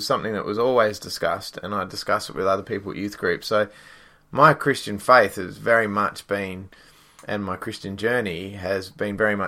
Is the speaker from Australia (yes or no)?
yes; Perth, Western Australia, Australia; also born or lived in Fremantle; I grew up in Western Australia, in Perth. I'm a Perth boy through and through. I was born in the sort of Fremantle area and grew up around there.